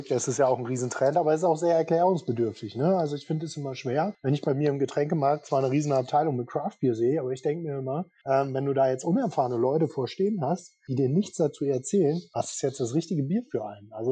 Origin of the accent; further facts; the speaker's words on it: Northern Germany, Germany; now in Rheingau, Germany; ich bin ja eigentlich Norddeutscher, ich komme ja da oben aus deiner Region eigentlich